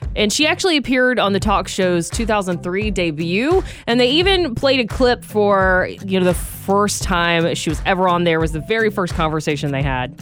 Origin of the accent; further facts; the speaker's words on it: Georgia, United States; now in California, United States; we're both from Georgia